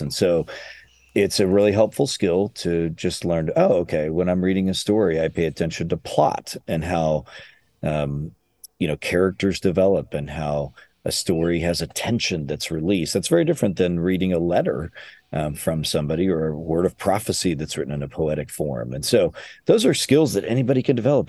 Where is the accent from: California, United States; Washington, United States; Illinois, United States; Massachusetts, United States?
Illinois, United States; moved away as an adult; also born or lived in Chicago area; now in Louisville, United States; I'm from Illinois and then lived in the Chicago area for a long time